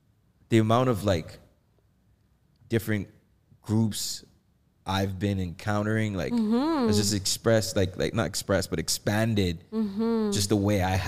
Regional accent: Bahamas; born there; We started off, I mean, I was born in the Bahamas.

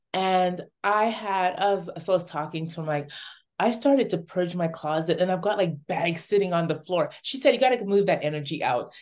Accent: Dominica; moved away; also born or lived in Toronto; before moving to Toronto, I grew up in Dominica, in a little village

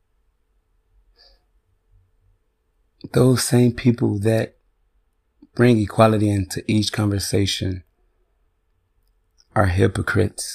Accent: Chicago, Illinois, United States; now in Chaska, United States; now I live in white suburbia. And I'm from Chicago.

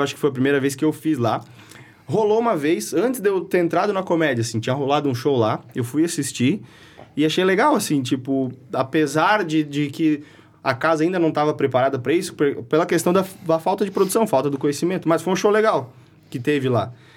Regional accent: Taió, Santa Catarina, Brazil; sou lá de Itaió

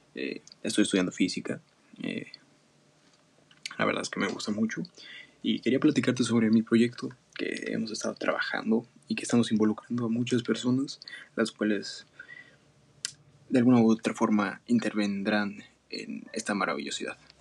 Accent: Mexico; toda mi familia es española, pero yo soy el primer mexicano

